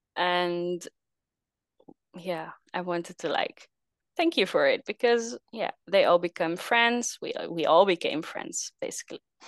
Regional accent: Netherlands; I'm from the Netherlands, small country in, uh, Europe.

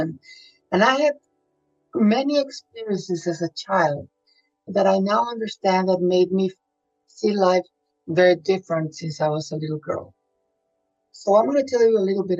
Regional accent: Monterrey, Nuevo León, Mexico; moved away; I'm originally from Monterrey, Mexico.

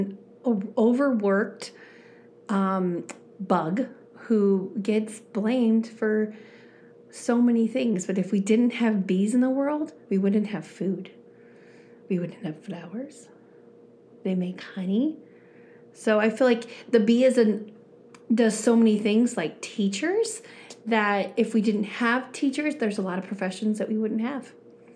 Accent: Arizona, United States; I am a native of Arizona, so I've lived here my entire life

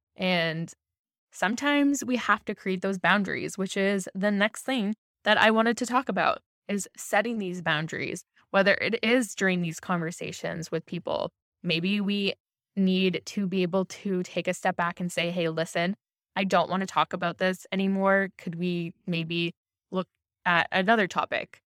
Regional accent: Ontario, Canada; I'm from Ontario

